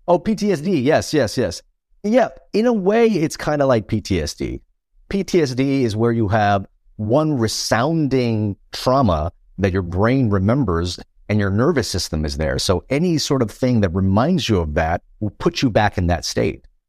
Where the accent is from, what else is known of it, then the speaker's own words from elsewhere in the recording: Los Angeles, California, United States; also born or lived in Vietnam / Philippines; I grew up in Chinatown, Los Angeles.